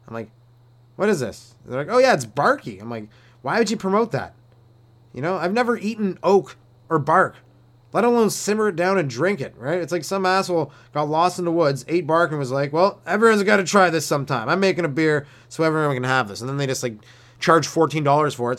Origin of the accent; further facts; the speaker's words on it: Canada; I'm Canadian